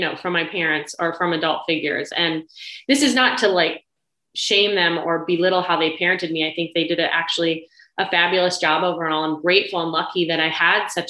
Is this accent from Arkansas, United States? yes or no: no; Ohio, United States; I was actually born in Ohio. I'm from the Midwest